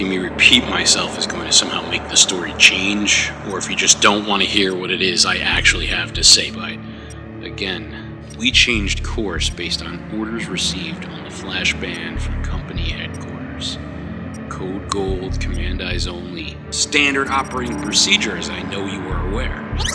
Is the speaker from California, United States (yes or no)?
no; Bronx, New York, United States; And I'm from the Bronx, so.